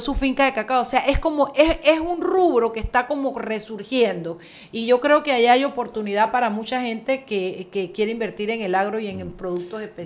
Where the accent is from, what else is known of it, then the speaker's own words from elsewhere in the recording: Boquete, Chiriquí, Panama; Boquete es, una joya, no es porque sea mi pueblo